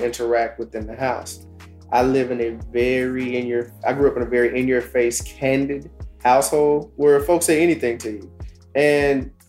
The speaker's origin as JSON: {"language": "English", "town": "Dallas", "region": "Texas", "country": "United States", "said": "I'm from South Oak Cliff"}